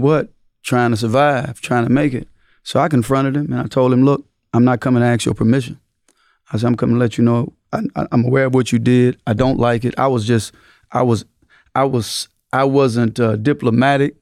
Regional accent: Mississippi, United States; moved away; I came from Mississippi

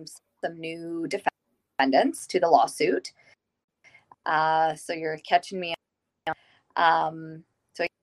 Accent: Saskatchewan, Canada; I am born and raised in Saskatchewan

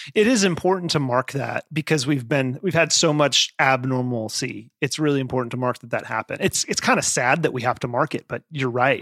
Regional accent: Nevada, United States; moved away; my home state of Nevada, where I lived at the time

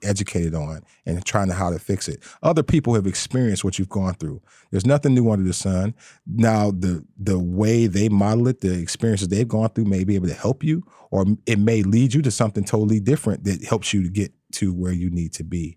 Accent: Detroit, Michigan, United States; I'm born and raised in Detroit

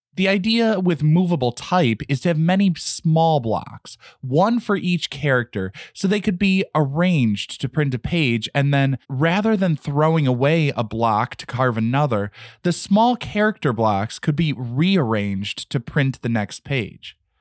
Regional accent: United States; As an American, barely fluent in just one language

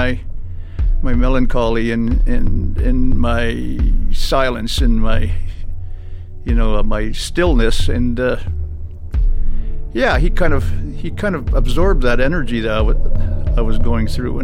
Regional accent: Churchill, Manitoba, Canada; being born and raised in Churchill and having used to the land

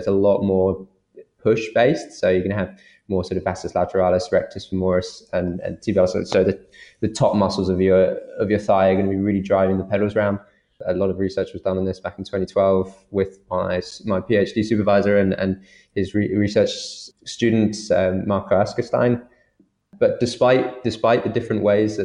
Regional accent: United Kingdom; accent: British; I'm from Britain. I've got a British accent, but I'm of Irish nationality.

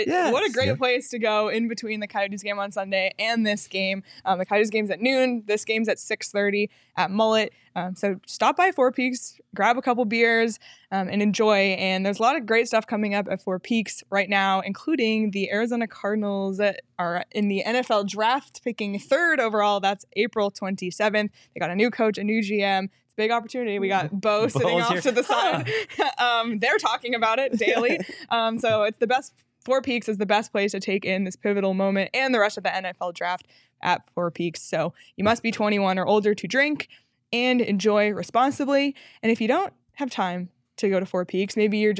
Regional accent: Toronto, Ontario, Canada; I'm from Toronto.

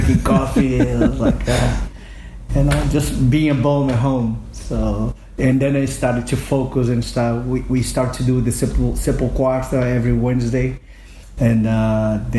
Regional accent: Belo Horizonte, Minas Gerais, Brazil; now in São Paulo, Brazil; I came to my hometown, Belo Horizonte, to stay with my mom and my sister

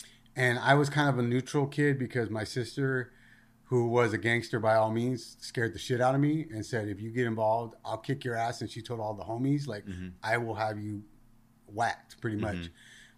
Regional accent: Rosemead, California, United States; So I grew up in a city called Rosemead. And, you know, I hung out with the neighborhood kids.

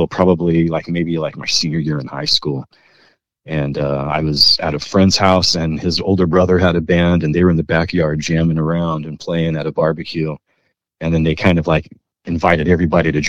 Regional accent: Bakersfield, California, United States; also born or lived in Nevada; I was born and raised in Bakersfield, man, in the reggae rich environment of Bakersfield, California

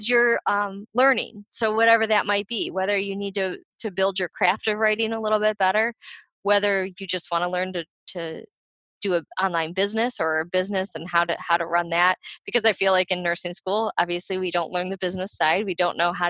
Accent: Ohio, United States; I'm from Ohio too

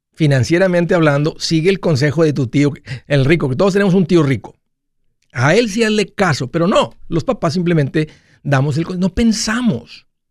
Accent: Matamoros, Tamaulipas, Mexico; moved away; en Matamoros, de donde yo vengo

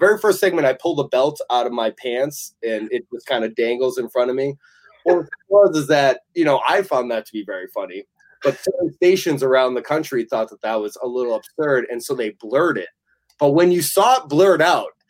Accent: Massachusetts, United States; my hometown in Massachusetts

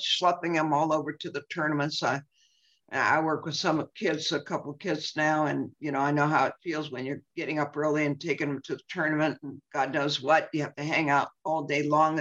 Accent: San Francisco, California, United States; I was born and raised in San Francisco

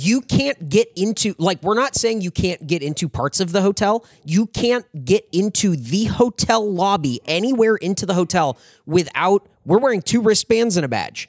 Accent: San Diego, California, United States; moved away as an adult; also born or lived in Anaheim; I was born and raised in San Diego

